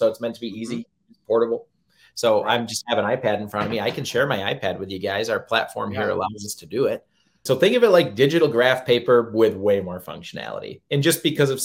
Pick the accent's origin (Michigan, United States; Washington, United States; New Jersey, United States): Michigan, United States; I'm from Michigan, so we have a lot of lakes and a lot of area to cover